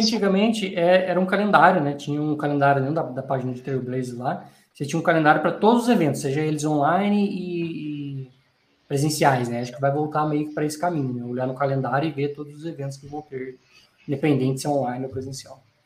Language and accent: Portuguese; Brazil; sou do Brasil